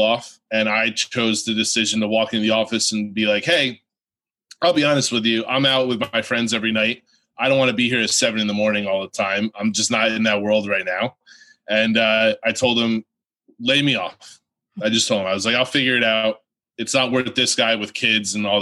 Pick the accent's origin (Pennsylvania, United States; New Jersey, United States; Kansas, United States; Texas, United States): New Jersey, United States; Came out of New Jersey, back into New Jersey